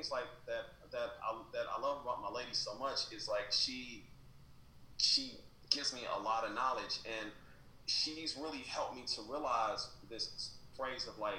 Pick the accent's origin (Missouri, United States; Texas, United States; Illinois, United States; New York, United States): Missouri, United States; Kansas City; now in San Francisco, United States; I'm from the ghetto, right? I'm you know I'm from Southside Kansas City. It's you know it's a pretty rough neighborhood